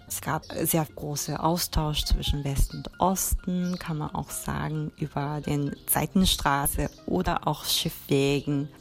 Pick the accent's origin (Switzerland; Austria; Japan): Japan; Tokyo; German is a second language; now in Berlin, Germany; wo ich herkomme aus Japan